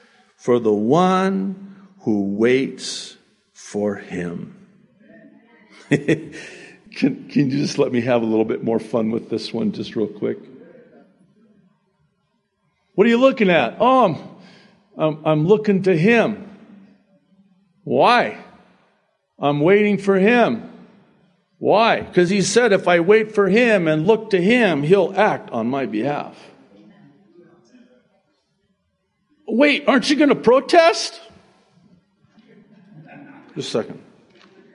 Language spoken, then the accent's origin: English; United States; also born or lived in Beirut, Lebanon; I was born in Beirut, Lebanon, to my Egyptian father and my Arab mother, and we immigrated legally, of course, to America when I was 9 months old, 1963.